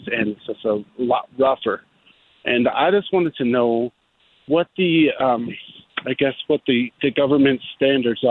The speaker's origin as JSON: {"language": "English", "region": "Texas", "country": "United States", "moved": "as an adult", "lives_now": "Albuquerque, United States", "said": "I'm not originally from New Mexico. I'm from Texas. I've been in Albuquerque about 4 years."}